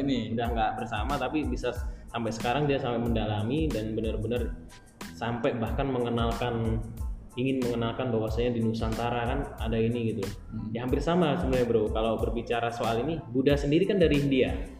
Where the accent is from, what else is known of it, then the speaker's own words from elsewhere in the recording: Blitar, East Java, Indonesia; saya saya saya dari Blitar bro maksudnya saya dari Blitar